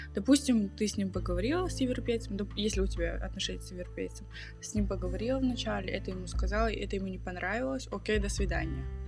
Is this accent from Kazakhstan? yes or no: yes; Kazakhstan; moved away; я из Казахстана, я из другой культуры, и у нас так принято